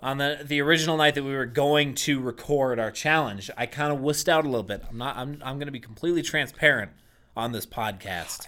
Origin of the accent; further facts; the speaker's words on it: Boston, Massachusetts, United States; I grew up in Boston, Massachusetts